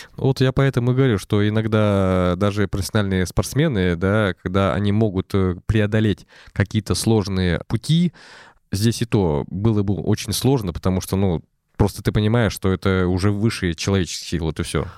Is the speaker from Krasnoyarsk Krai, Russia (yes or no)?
no; Arkhangelsk Oblast, Russia; moved away; я из Архангельской области, конечно, я не так часто а, туда приезжаю, но тем не менее все равно тянет меня туда.